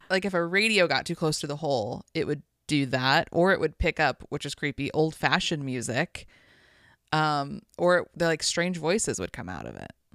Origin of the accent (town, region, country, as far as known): Las Vegas, Nevada, United States; born or raised there